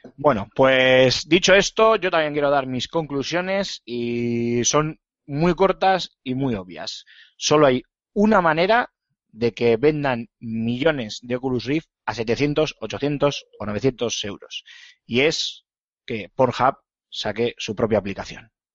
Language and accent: Spanish; Bilbao, Basque Country, Spain; soy de Bilbao